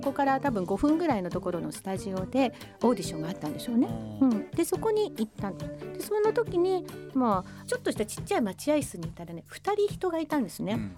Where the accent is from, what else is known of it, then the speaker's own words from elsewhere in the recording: Komaki, Aichi, Japan; 生まれというか育ちは愛知県の小牧市